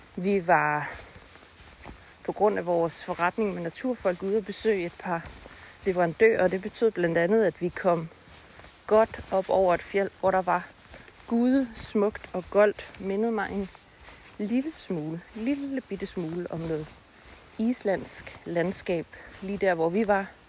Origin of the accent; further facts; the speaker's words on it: North Jutland, North Denmark Region, Denmark; Vi er begge to nordjyder